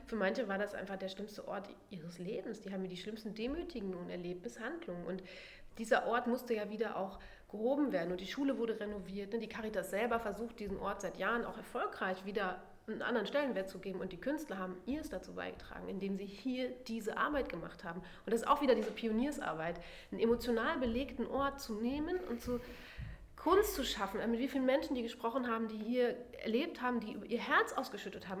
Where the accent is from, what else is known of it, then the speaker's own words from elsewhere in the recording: Germany; Ich komme ja aus dem Nachbarort